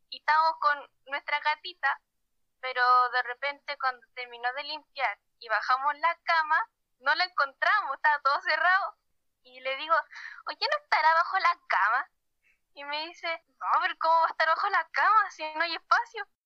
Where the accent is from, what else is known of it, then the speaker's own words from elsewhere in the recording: Valparaíso, Chile; voy en primero medio soy de Valparaíso y tengo 14 años.